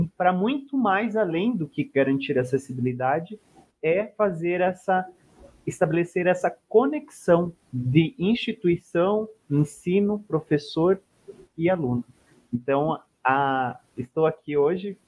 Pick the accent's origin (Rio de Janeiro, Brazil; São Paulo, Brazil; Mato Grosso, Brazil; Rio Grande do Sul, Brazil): Mato Grosso, Brazil; Cuiabá; eu sou nascido, sou natural de Mato Grosso, de Cuiabá